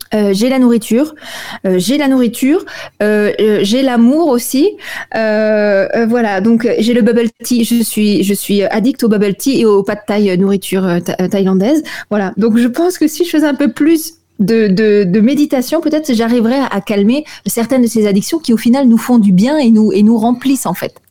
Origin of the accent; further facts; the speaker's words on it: Alsace, Grand Est, France; je suis alsacienne